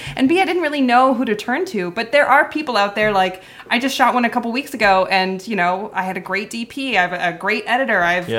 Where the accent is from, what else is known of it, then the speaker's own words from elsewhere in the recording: Los Angeles, California, United States; Yeah, I'm from North Hollywood.